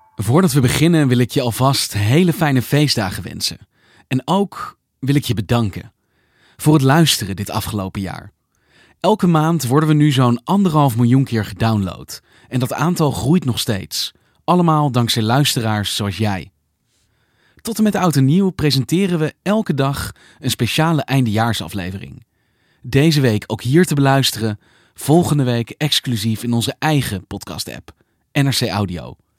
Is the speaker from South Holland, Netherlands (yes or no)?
yes; Delft, South Holland, Netherlands; ik ben 59 jaar, geboren en getogen in Delft.